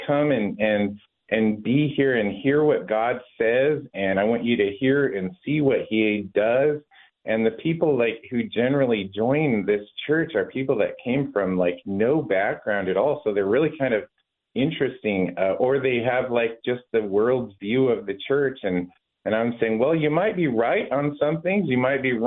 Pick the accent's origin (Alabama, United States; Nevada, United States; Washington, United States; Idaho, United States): Washington, United States; moved away as an adult; now in Oregon, United States; I grew up in Washington. Family's from Alaska. My wife and I made Oregon our home many years ago.